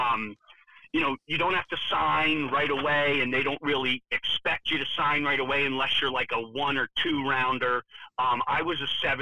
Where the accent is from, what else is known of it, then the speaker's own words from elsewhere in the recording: Main Line, Pennsylvania, United States; also born or lived in Delaware County, Pennsylvania; I grew up on the Main Line.